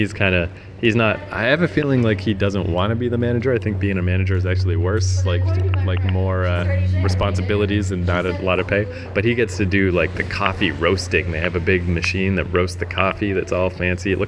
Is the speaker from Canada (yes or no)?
yes; New Brunswick, Canada; moved away; also born or lived in Ontario / Vancouver